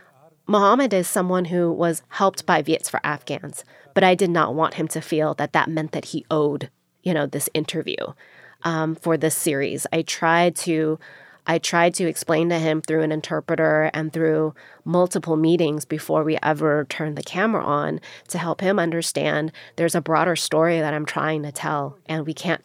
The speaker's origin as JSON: {"language": "English", "country": "United States", "tie": "born or raised there", "said": "I was born here in the United States"}